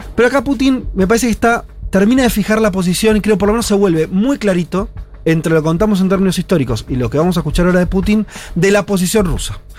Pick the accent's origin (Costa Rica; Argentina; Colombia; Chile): Argentina; nosotros como argentinos